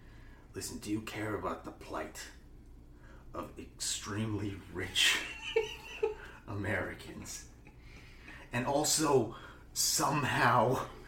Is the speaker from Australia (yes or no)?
no; Canada; accent: Long Island; of the candidates have a strong Long Island accent, though. Myself included. I can't vote because I'm a Canadian, which is also confusing.